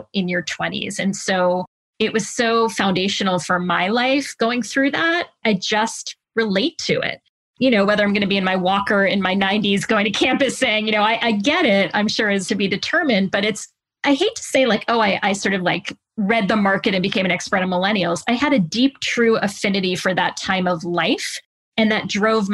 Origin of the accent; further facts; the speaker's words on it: Connecticut, United States; also born or lived in New York metro area; I was from Connecticut